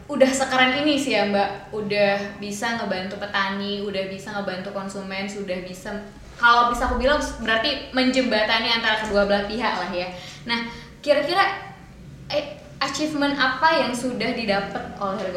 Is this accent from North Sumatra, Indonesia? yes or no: yes; Medan, North Sumatra, Indonesia; Tapi ya Mbak Wilda, aku tuh orang Medan asli gitu kan.